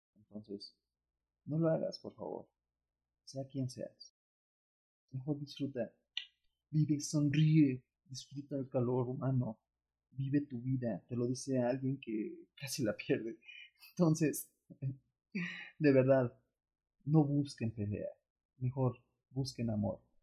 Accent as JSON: {"language": "Spanish", "country": "Mexico"}